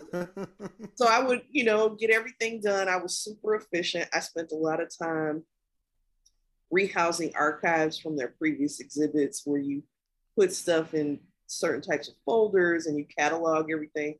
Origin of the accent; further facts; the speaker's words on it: Kankakee, Illinois, United States; moved away; I grew up in Kankakee, Illinois